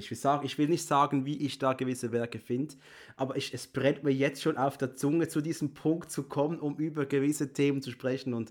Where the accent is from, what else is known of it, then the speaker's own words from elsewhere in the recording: Switzerland; bin Schweizer, ich kann sonst nichts sagen.